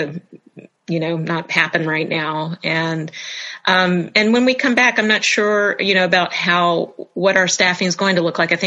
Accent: Jacksonville, Florida, United States; I grew up in Jacksonville

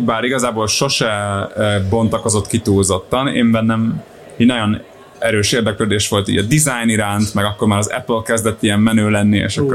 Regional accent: Solymár, Pest, Hungary; also born or lived in Budapest; én Solymáron nőttem fel, meg Budapesten jártam gimibe

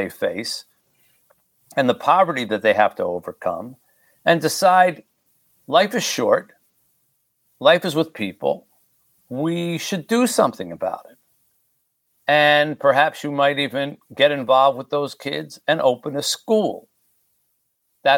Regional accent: Haiti; my own country, in my case, Haiti

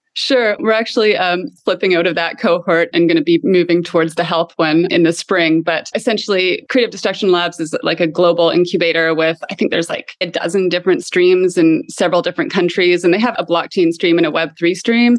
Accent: Canada; moved away; also born or lived in Lisbon, Portugal; I'm a Canadian by background

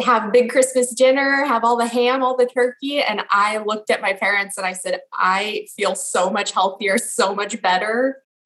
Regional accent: Los Angeles, California, United States; now in Washington, D.C., United States; I'm originally from Los Angeles

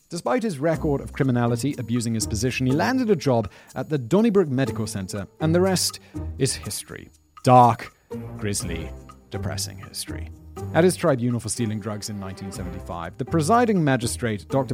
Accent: United Kingdom; I'm obviously British.

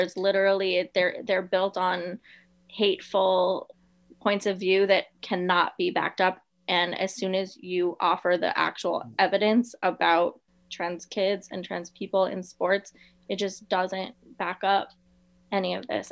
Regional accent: South Florida, United States; I'm from South Florida, and we did not have a team until 1993

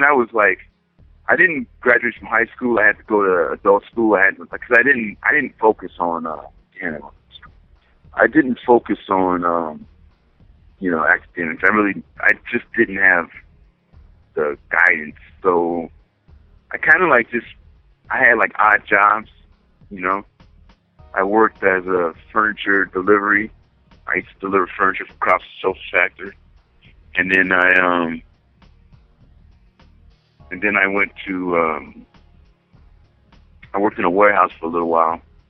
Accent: Pomona, California, United States; Born and raised in Pomona, California. And I grew up in the Inland Empire area

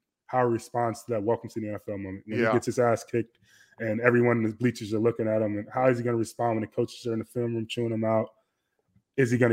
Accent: Chicago, Illinois, United States; I'm from the South Side of Chicago

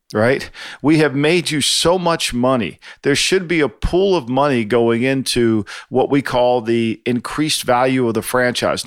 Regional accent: New Jersey, United States; grow up in South Jersey

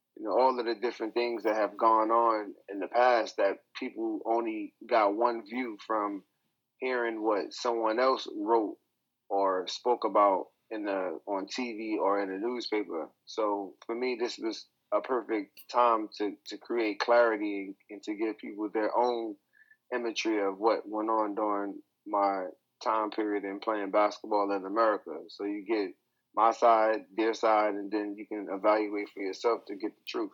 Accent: New York City, New York, United States; now in China; I'm from New York

